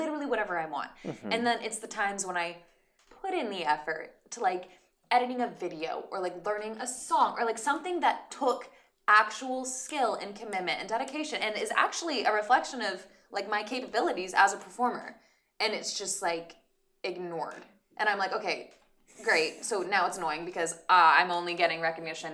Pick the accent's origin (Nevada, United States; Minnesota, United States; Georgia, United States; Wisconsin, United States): Nevada, United States; Reno; moved away as an adult; now in Los Angeles, United States; I'm from Reno.